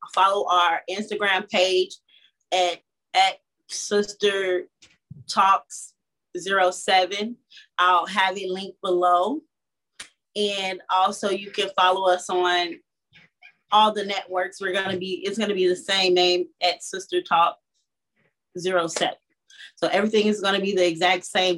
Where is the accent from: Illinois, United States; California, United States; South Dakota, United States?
Illinois, United States; Chicago; I'm from Chicago, Illinois